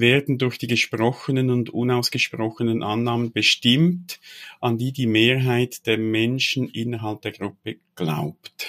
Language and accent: German; Switzerland; also born or lived in Biel; als Schweizer oder Teil der, der Schweizer Kultur